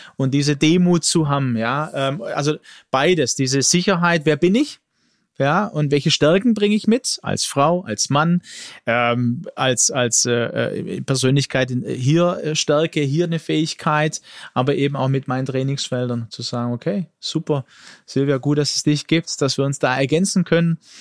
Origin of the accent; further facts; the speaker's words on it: Germany; ich bin in Deutschland geboren mit Migrationshintergrund